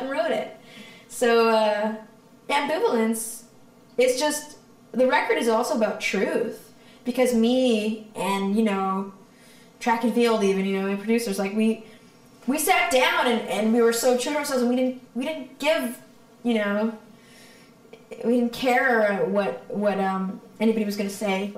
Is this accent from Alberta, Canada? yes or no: no; Victoria, British Columbia, Canada; moved away as an adult; also born or lived in Toronto; I'm from Victoria. So when I was done high school, because I had some music connections in Toronto, because I had some family there, I moved over there